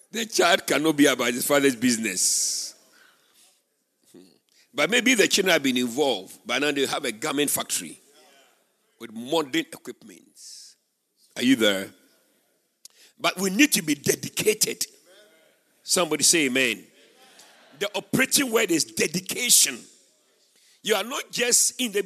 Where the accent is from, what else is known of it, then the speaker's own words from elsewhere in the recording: Winneba, Central Region, Ghana; moved away; I went to my hometown, Winneba